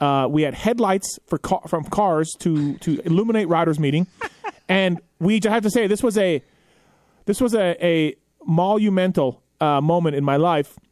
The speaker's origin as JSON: {"language": "English", "country": "Canada", "said": "I'm from Canada"}